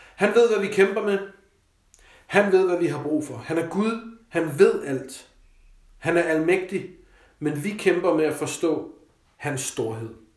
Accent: Denmark; also born or lived in Copenhagen; Selvfølgelig så er jeg og var privilegeret som dansker

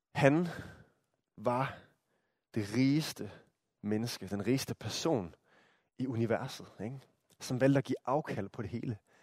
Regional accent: Denmark; som danskere

